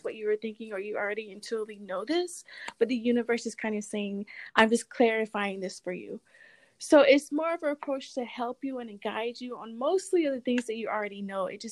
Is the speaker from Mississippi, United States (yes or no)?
yes; Mississippi, United States; now in New York City, United States; I'm originally from Mississippi. I live in New York City now.